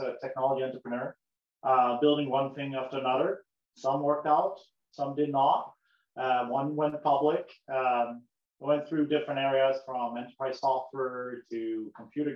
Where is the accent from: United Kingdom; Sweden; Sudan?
Sweden; moved away as an adult; now in United States; my grandfather was an American, but I grew up in Sweden, in Europe, so I moved across the globe